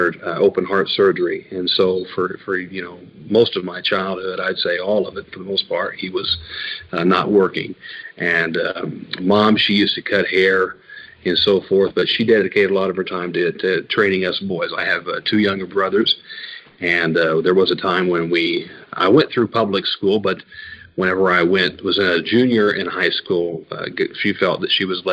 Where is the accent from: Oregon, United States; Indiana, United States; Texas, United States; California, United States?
Indiana, United States; near Evansville, southern; I grew up in southern Indiana, down by Evansville, if people are familiar with the area, not far from the Kentucky state line